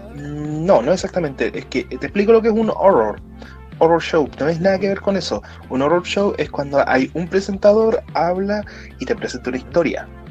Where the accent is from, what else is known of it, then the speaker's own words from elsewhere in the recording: Concepción, Biobío, Chile; yo que soy de Conce